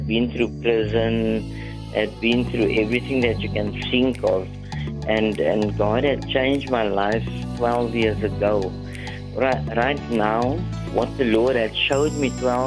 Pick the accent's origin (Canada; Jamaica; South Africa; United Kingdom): South Africa; Cape Town, Western Cape; also born or lived in Hanover Park; Grew up with my mom, and we actually grew up in like a middle-class suburb in Lansdowne. I was born in Hanover Park